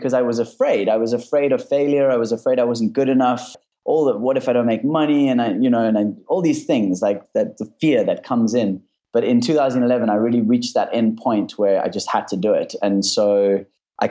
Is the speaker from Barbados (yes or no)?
no; South Africa; moved away; I'm from South Africa